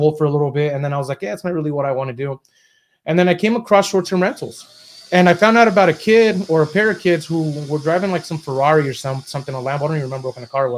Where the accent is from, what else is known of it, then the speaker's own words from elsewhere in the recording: Southern California, United States; also born or lived in Mexico; I was raised in Southern California